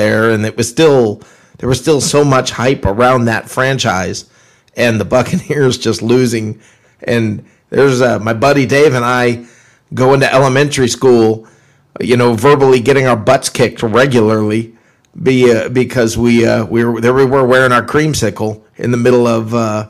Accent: Orlando, Florida, United States; I grew up I grew up in Orlando

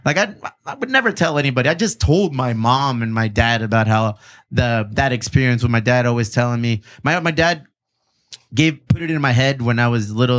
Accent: Bonita, California, United States; I grew up in Benita

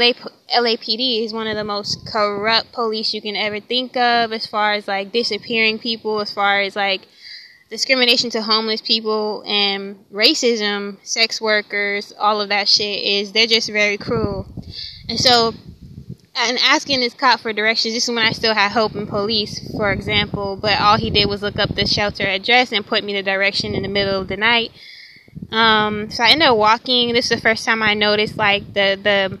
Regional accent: Tampa, Florida, United States; moved away as an adult; also born or lived in California; I'm from Florida, I'm from Tampa, Florida

